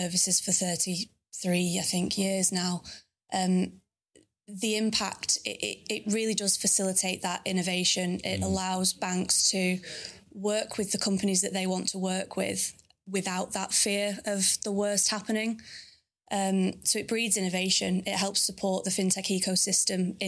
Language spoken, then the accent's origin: English; Manchester, North West England, United Kingdom; I'm from Manchester, so that's where I live currently